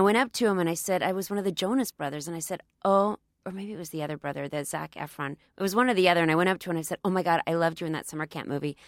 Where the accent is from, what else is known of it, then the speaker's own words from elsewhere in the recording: Dallas, Texas, United States; I grew up in Dallas as well